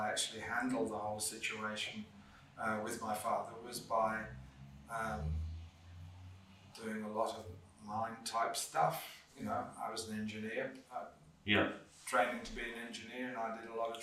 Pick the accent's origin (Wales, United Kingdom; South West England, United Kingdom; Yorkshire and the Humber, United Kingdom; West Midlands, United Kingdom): West Midlands, United Kingdom; Birmingham; moved away; I grew up in Birmingham.